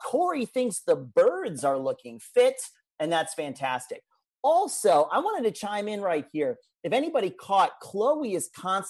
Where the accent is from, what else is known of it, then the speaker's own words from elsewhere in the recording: United States; because I'm American